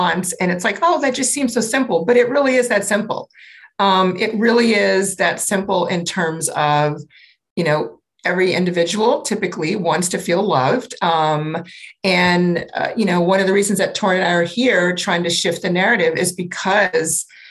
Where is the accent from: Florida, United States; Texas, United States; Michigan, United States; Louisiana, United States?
Louisiana, United States; New Orleans; I grew up in New Orleans